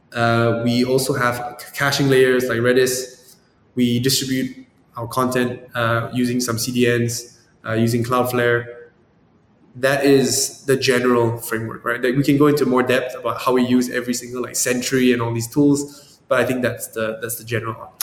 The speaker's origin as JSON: {"language": "English", "country": "Malaysia", "also_born_or_lived": "San Francisco", "moved": "yes", "said": "I'm from Malaysia, but I was in San Francisco"}